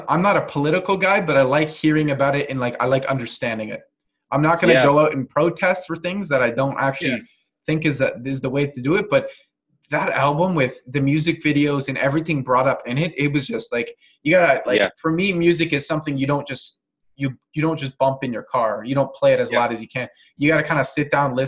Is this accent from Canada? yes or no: yes; Canada; I'm not American, but I'm fully Canadian.